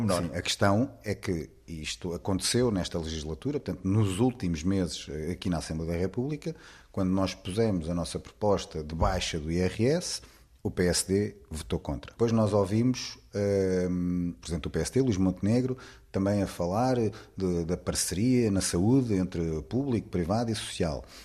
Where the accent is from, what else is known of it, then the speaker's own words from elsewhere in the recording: Portugal; como portugueses